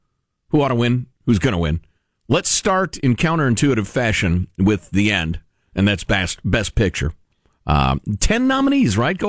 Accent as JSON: {"language": "English", "town": "Chicago", "region": "Illinois", "country": "United States", "tie": "born or raised there", "said": "I grew up in Chicagoland"}